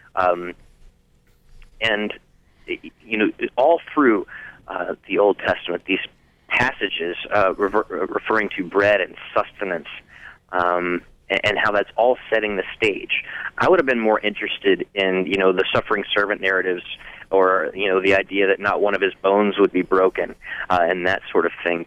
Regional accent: the Bible Belt, United States; moved away as an adult; also born or lived in Cincinnati, Ohio; I grew up in the Bible Belt, and I didn't know any Catholics until I was in my early 20s and moved to Cincinnati

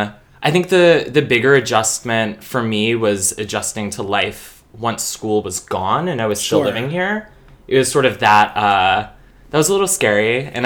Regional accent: suburb of Baltimore, Maryland, United States; moved away; I'm originally from Maryland, a little suburb off of Baltimore.

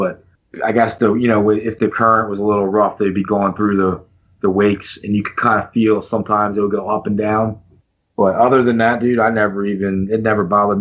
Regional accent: Collins Park, Delaware, United States; moved away as an adult; also born or lived in Absecon, New Jersey; now in Pennsylvania, United States; born and raised right by the Delaware Memorial Bridge

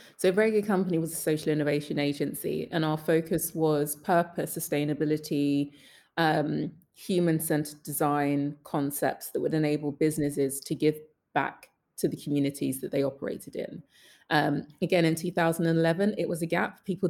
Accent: Jamaica; And then going back to being Jamaican, Jamaicans do not say they are coming second in anything.

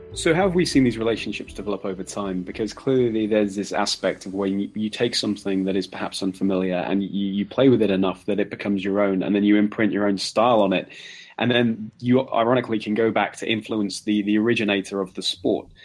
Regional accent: England, United Kingdom; being an Englishman

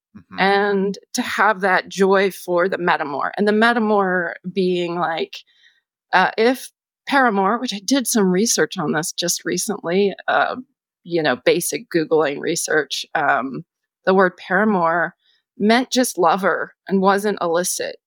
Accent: United States; as a person growing up in the United States

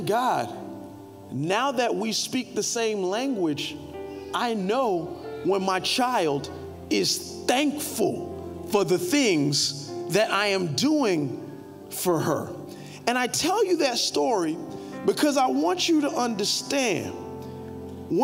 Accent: Carol City, Florida, United States; I was born in Carroll City. So I barely speak English well.

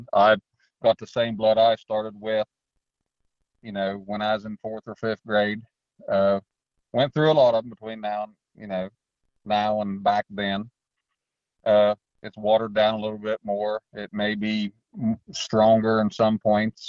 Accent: Glouster, Ohio, United States; I'm from Gloucester, Ohio, born and raised here.

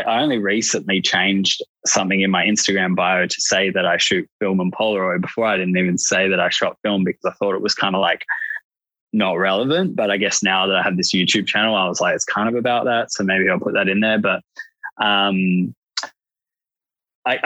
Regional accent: Australia; I'm Australian

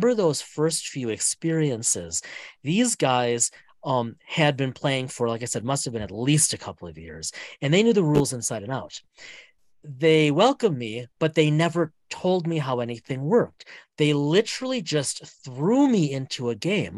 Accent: Wisconsin, United States; moved away; my hometown, back in Wisconsin

